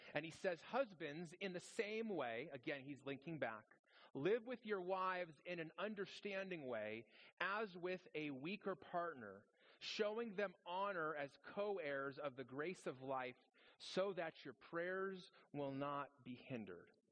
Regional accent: Las Vegas, Nevada, United States; I grew up in Las Vegas, which is the best place in the world

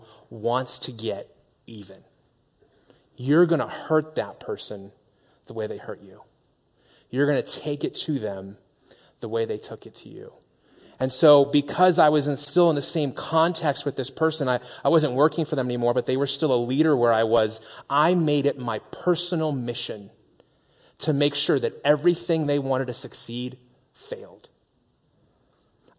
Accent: Las Vegas, Nevada, United States; moved away; also born or lived in Phoenix; I grew up in Las Vegas

